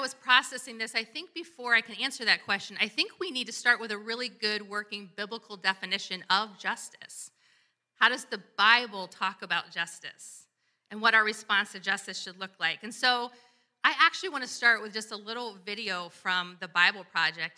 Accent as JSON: {"language": "English", "town": "Columbus", "region": "Ohio", "country": "United States", "tie": "born or raised there", "said": "my hometown, Columbus, Ohio, where I'm from"}